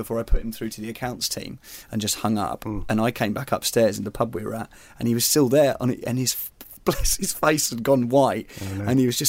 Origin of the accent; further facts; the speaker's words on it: Surrey, South East England, United Kingdom; I'm from Surrey.